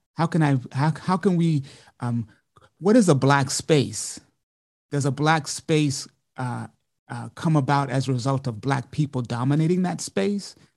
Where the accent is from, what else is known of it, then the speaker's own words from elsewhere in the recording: Montgomery, Alabama, United States; also born or lived in New York; now in Columbia, United States; I'm originally, I'm Southern. I'm from Montgomery, Alabama originally